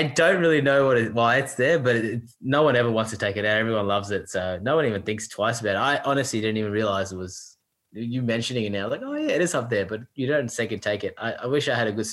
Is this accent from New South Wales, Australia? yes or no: yes; New South Wales, Australia; now in Queensland, Australia; I grew up in New South Wales